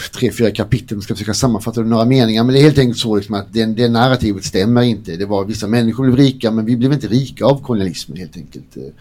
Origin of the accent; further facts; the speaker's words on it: Blekinge, Sweden; Jag har inte sagt att jag är från Blekinge än, men alltså, jag är ju halvdansk.